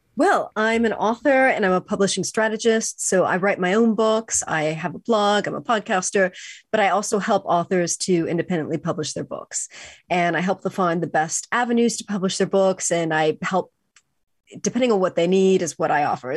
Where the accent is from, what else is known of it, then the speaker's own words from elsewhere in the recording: California, United States; I grew up in California